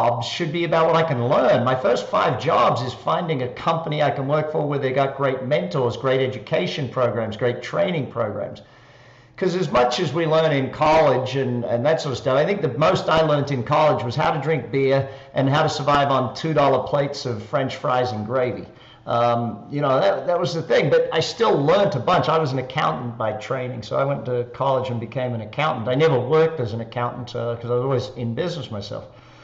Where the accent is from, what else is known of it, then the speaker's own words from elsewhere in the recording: Australia; accent: Australian; moved away as an adult; also born or lived in Darwin, Australia / Adelaide, Australia; now in Las Vegas, United States; people will be able to tell by the accent, I'm Australian, obviously. I live here in Las Vegas now